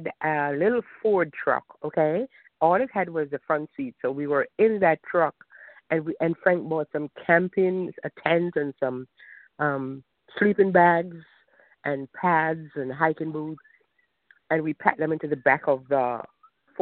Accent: Jamaica; moved away; I'm Jamaican

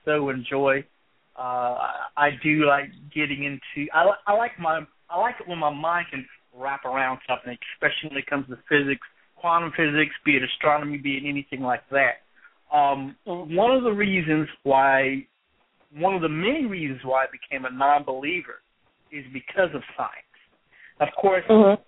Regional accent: Columbus, Ohio, United States; here in my hometown I have the great enjoyment of being able to go on campus at Ohio State

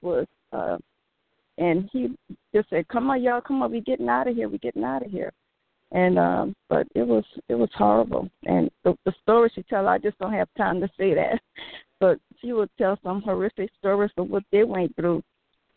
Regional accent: New Orleans, Louisiana, United States; I was from New Orleans

